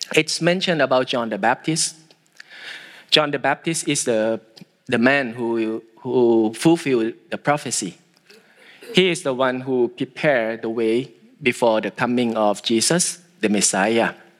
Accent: Thailand; I am from Thailand

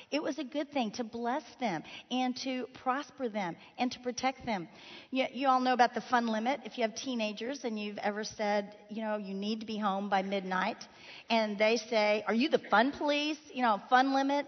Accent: Miami, Florida, United States; moved away; Miami, Florida, my hometown

